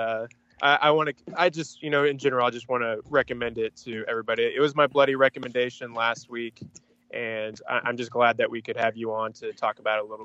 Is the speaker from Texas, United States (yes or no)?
yes; Aubrey, Texas, United States; I grew up in Aubrey, Texas, which is just this very country, small town next to like Denton